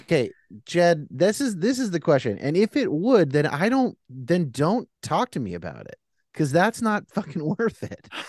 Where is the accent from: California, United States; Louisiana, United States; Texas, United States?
California, United States; I'm a Californian